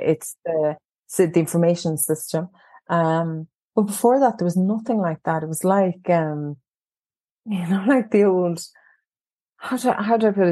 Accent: County Cork, Munster, Ireland; Yes, primarily County Cork, and um, I I've worked away in different counties, but um, I happened to return to my home county, and not far from where I grew up actually

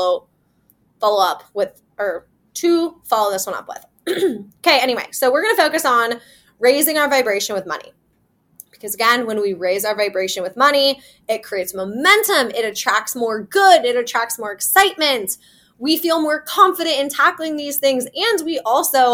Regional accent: Iowa, United States; now in Kansas City, United States; I'm from Iowa. I live in Kansas City. My hometown's in Iowa.

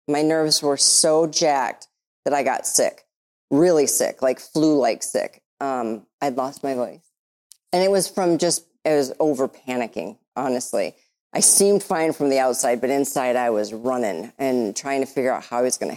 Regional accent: Michigan, United States; I'm from Michigan

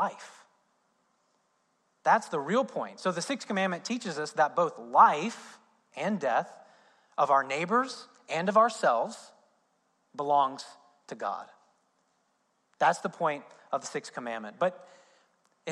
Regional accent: Indiana, United States; moved away; I'm from Indiana, so basketball is a big thing in Indiana. I grew up as an IU fan

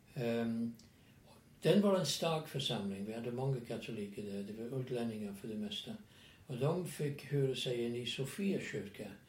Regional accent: England, United Kingdom; Swedish is a second language; moved away as an adult; now in Sweden; Jag är från England och tillhör en passionistprovins i England

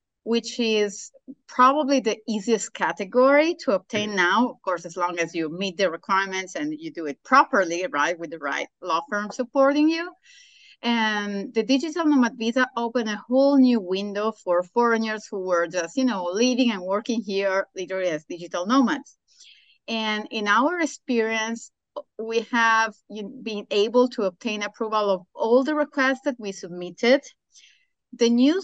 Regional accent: Sardinia, Italy; moved away as an adult; also born or lived in Nicoya, Costa Rica; now in Nosara, Costa Rica; Sardinia. I was born in Sardinia, which was the first recognized blue zone in Italy

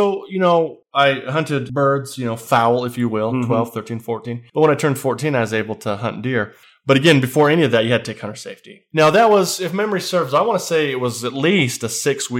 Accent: Grouse Creek, Utah, United States

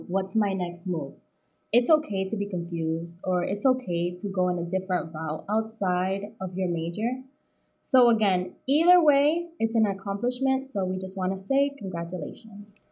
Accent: Boston, Massachusetts, United States; born and raised in Boston

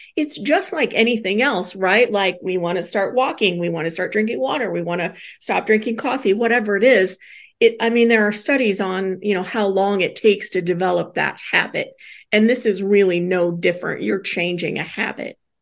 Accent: Midwest, United States; we're Midwesterners

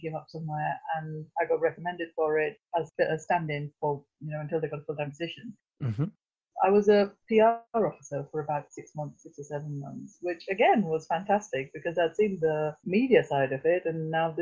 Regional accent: Pune, Maharashtra, India; moved away as an adult; also born or lived in Manchester, United Kingdom; now in Grimsby, United Kingdom; my hometown of Pune

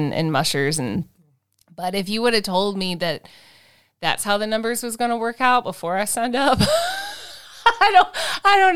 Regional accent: United States; I'm American. I don't speak Norwegian

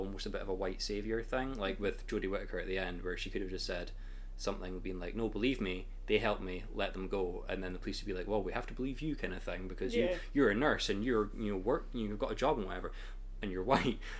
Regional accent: Scotland, United Kingdom; we're from Scotland

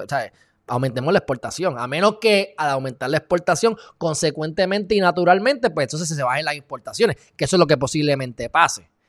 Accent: Puerto Rico; por vivir aquí en Puerto Rico por ser de Puerto Rico

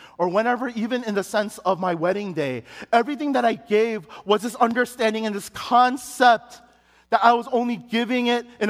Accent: Chicago, Illinois, United States; we had it in Chicago, and it was at the church that I grew up in Chicago.

